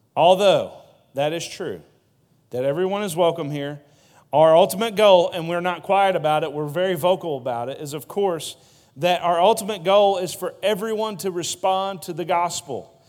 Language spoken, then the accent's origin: English; Broseley, Missouri, United States; now in Poplar Bluff, United States; I was from Broseley.